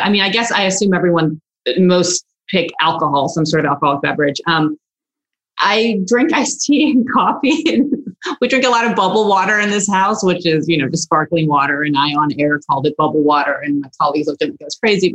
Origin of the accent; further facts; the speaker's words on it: Houston, Texas, United States; also born or lived in Russia / Galveston, Texas; I was a child and came here, and my parents were fortunate enough to not only bring me to this great country, but to have the insight, I guess, and be outliers to move to Texas and Houston and Galveston